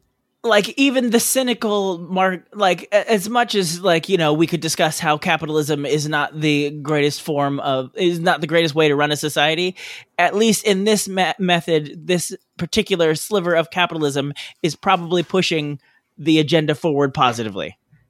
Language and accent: English; Australia; now in New Zealand; I'm an expat from Australia living in New Zealand.